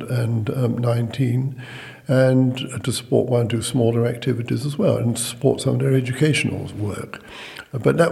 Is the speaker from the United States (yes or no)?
no; London, United Kingdom; moved away as an adult; now in Shrewsbury, United Kingdom; I come from London